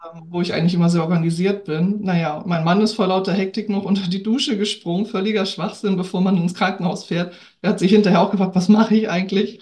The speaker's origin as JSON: {"language": "German", "region": "Hamburg", "country": "Germany", "tie": "born or raised there", "also_born_or_lived": "Lübeck", "lives_now": "Norderstedt, Germany", "said": "Ich lebe und wohne in Norderstedt, geboren in Lübeck, in Hamburg aufgewachsen, also so ein kleines Dreiecks-Nordkind."}